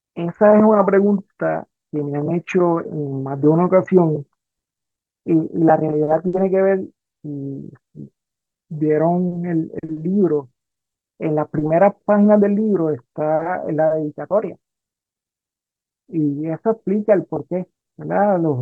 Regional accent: Rincón, Puerto Rico; also born or lived in Aguadilla, Puerto Rico; soy eh, natural de Rincón, pero Aguadilla es mi segundo pueblo. Yo pasé gran parte de mi vida ahí en, Aguadilla.

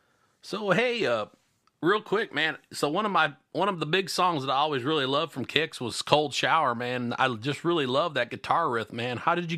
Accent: Illinois, United States; moved away; I'm from Illinois originally

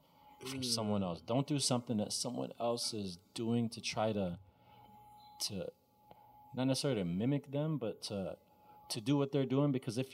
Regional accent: Texas, United States; also born or lived in Egypt / Arkansas / Minnesota; I was born in Egypt, grew up in Texas, and moved to Arkansas, and then Minnesota.

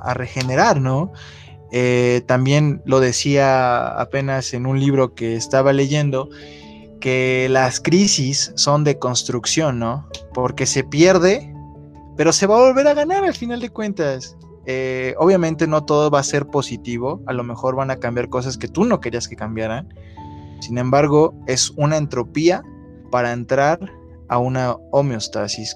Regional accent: Mexico; Como mexicanos

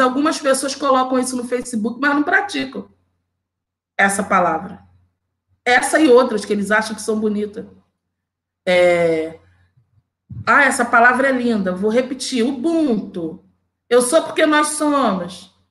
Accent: Rio de Janeiro, Brazil; also born or lived in Campo Grande, Rio de Janeiro; eu nasci na Vila Aliança, em Senador Camará, uma favela. Toda a minha família mora lá. Eu moro ainda na Zona Oeste do Rio de Janeiro

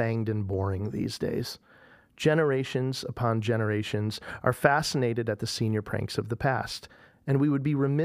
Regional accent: Oregon, Ohio, United States; moved away as an adult; also born or lived in Boston; I grew up out in Oregon, Ohio

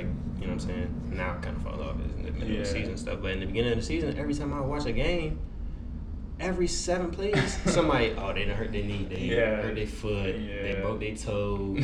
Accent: South Carolina, United States; I grew up in South Carolina

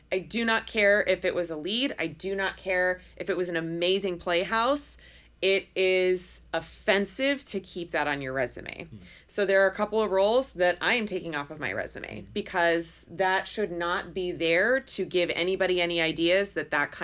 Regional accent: Portland, Oregon, United States; where we're from Portland, Oregon, like, that's a pretty... like non-diverse town.

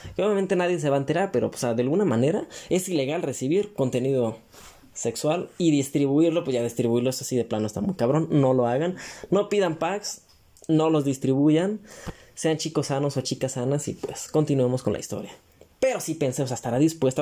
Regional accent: Mexico; como buen mexicano

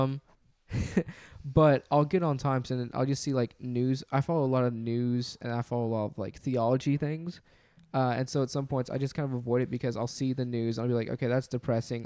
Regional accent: Memphis, Tennessee, United States; we're from the Memphis area

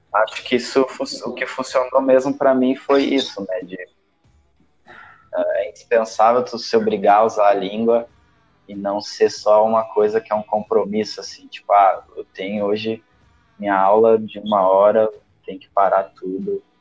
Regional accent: Brazil; accent: Brazilian; perder o sotaque brasileiro

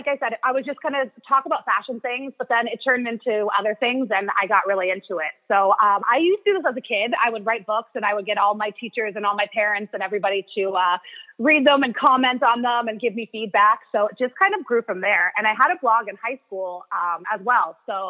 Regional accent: outside of Toronto, Ontario, Canada; moved away as an adult; now in Miami, United States; I grew up in a small town in Canada, actually, outside of Toronto.

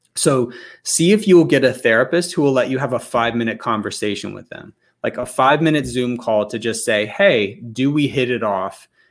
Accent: Alabama, United States; I'm from Alabama

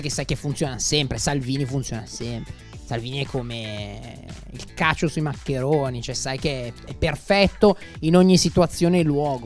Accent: Milan, Lombardy, Italy; sono di Milano, abito qua

